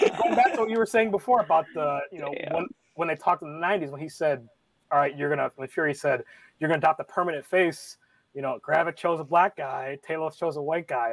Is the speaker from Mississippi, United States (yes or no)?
no; Cleveland, Ohio, United States; also born or lived in Michigan; now in Washington, D.C., United States; I'm from Cleveland, Ohio. Uh, went to school in Michigan. Living here in Washington D.C.